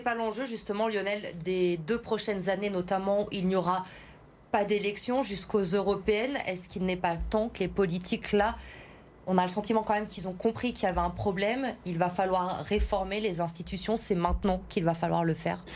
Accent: Auvergne-Rhône-Alpes, France; chez nous dans le Rhône

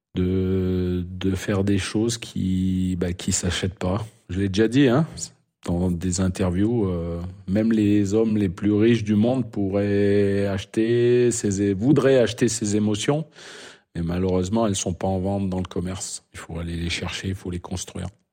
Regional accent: France; accent: French; moved away as an adult; now in Saudi Arabia; avec mon French accent

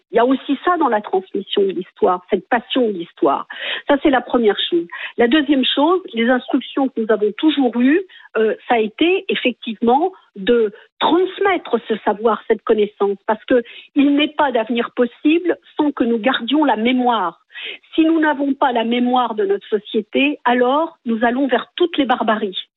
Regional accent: France; Oui, ben moi je dis pas je suis blanche et je suis française. Je suis française tout court.

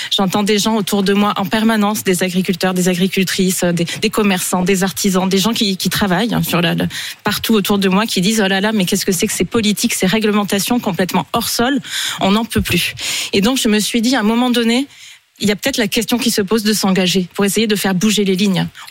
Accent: Tarn, Occitania, France; chez moi dans le Tarn

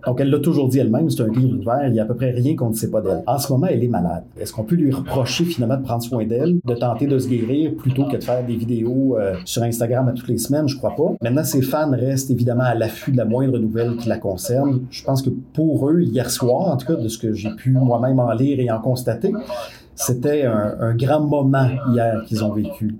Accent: Quebec, Canada; ici, chez nous, au Québec

